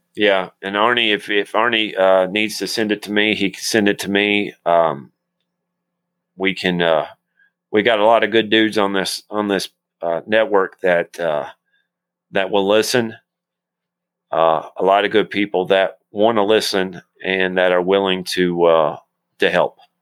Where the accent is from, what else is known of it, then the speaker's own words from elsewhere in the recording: Tennessee, United States; accent: Tennessean; I barely speak Tennessean